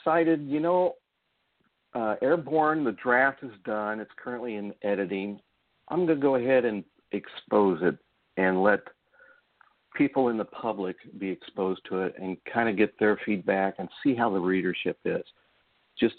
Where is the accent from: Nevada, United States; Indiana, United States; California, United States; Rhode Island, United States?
Indiana, United States; Indianapolis; I was an Army brat, so we kind of moved around a lot of different places. But primarily, we settled into Indianapolis after my father was discharged. So most of my growing up, my teenage years into my early 20s, was living in Indianapolis, Indiana